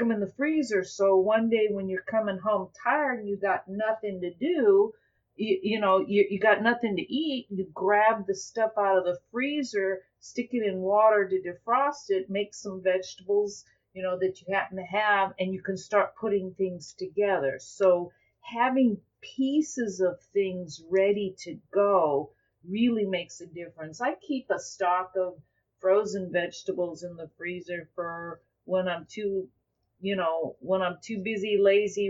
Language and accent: English; Southern California, United States; now in Southeast Texas, United States; I grew up in Southern California